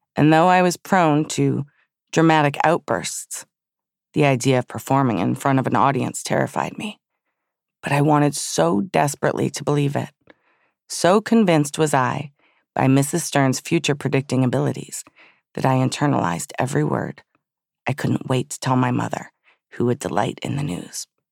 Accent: Southfield, Michigan, United States; when I was a child growing up in Southfield, Michigan

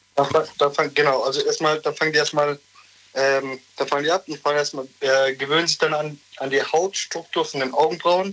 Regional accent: Turkey; now in Germany; ich bin auch gebürtiger Türke

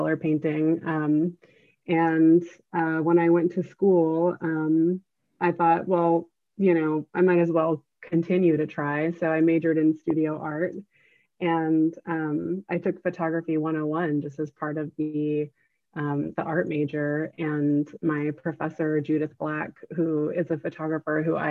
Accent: Newbury Park, California, United States; moved away as an adult; also born or lived in New York City; I grew up in Southern California, Newbury Park. It's a small town a little bit north of LA.

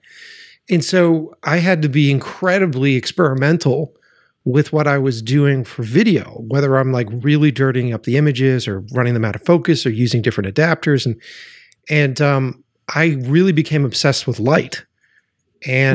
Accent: Boston, Massachusetts, United States; I'm from Boston.

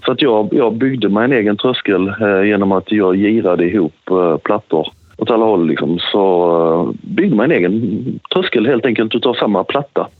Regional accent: Sweden; Som svensk kakelsättare

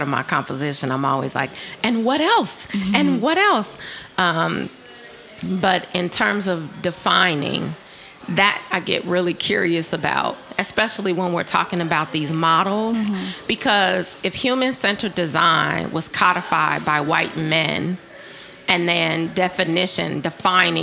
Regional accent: Chicago, Illinois, United States; I'm from Chicago

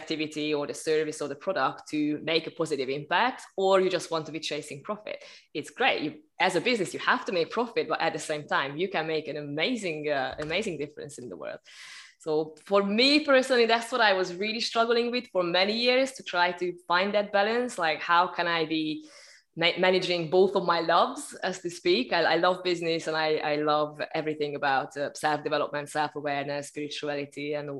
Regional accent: Hungary; moved away as an adult; also born or lived in United Kingdom / Malta / Sri Lanka; now in Tenerife, Spain; I'm basically originally from Hungary, but I've been traveling around for quite a while. I left the country when I was 18

